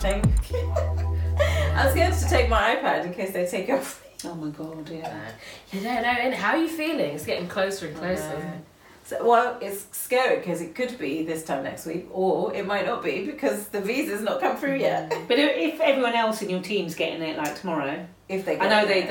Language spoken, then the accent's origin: English; United Kingdom; we're British